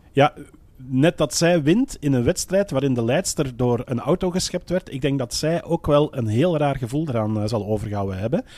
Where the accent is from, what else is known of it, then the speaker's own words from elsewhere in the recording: Belgium; bij ons in de Belgische pers